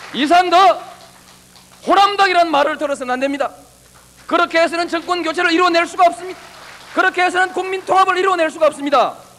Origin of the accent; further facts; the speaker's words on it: Yeongnam, South Korea; 내 고향 영남을 버린 일도 없습니다